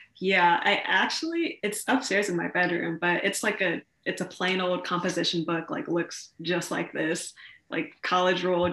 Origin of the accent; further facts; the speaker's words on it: Columbus, Ohio, United States; I'm from Columbus, Ohio, so very Midwestern. Um, it's a very diverse city in a lot of different ways, which I don't think a lot of people think about, but it is. So it was really, really cool growing up here